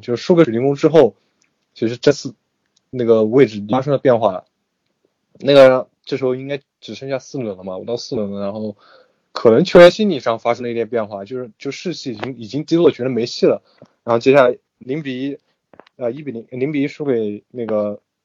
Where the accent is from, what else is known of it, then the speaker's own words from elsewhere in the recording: China; 我们作为中国人